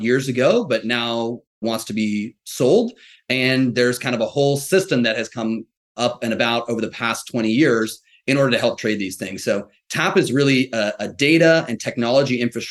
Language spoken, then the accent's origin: English; Ross, California, United States; I grew up in the San Francisco Bay Area, so heart of tech land. If you want to know the town, a little town called Ross, north of San Francisco